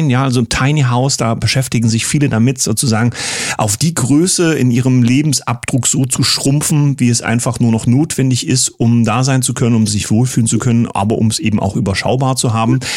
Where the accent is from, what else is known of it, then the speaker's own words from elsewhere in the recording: Saxony, Germany; Kommen unsere Gäste aus meiner Heimat, ich würde mal sagen, endlich normale Leute. Grüße nach Sachsen zu Rocco und Nancy.